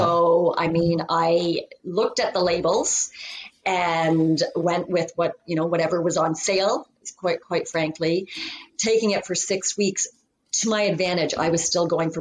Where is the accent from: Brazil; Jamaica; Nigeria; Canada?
Canada; I am from Canada.